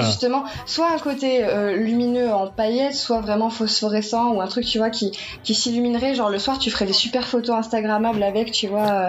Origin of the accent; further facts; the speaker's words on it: France; je suis française, j'habite en France